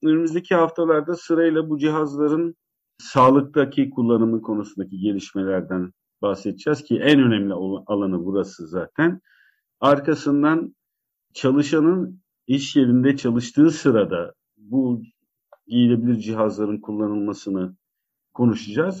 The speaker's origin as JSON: {"language": "Turkish", "town": "Karabük", "region": "Karabük Province", "country": "Turkey", "tie": "born or raised there", "also_born_or_lived": "Zonguldak", "said": "Benim çocukluğumda ben Karabük'te büyüdüm. Ee, Zonguldak'ta geçen ilk 5-6 seneden sonra Karabük'te büyüdüm"}